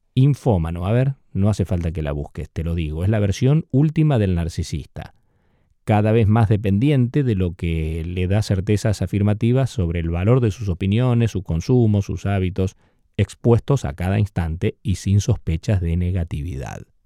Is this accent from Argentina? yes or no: yes; Argentina; Yo usé a mis ocho añitos algunos de esos discos en el campo, allá donde me crié en Argentina